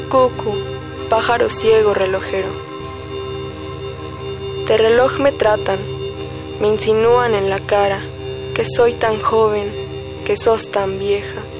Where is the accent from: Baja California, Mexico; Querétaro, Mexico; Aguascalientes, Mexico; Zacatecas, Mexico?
Aguascalientes, Mexico; now in Mexico City, Mexico; tengo 17 años, actualmente todavía curso el bachillerato. Nací en Aguascalientes, pero actualmente vivo en la Ciudad de México.